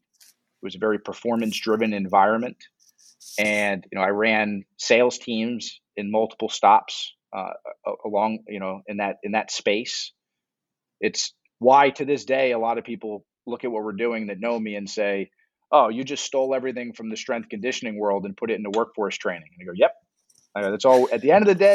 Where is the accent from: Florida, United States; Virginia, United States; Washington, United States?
Florida, United States; Miami; moved away; also born or lived in New York / Newark, New Jersey; I grew up in Miami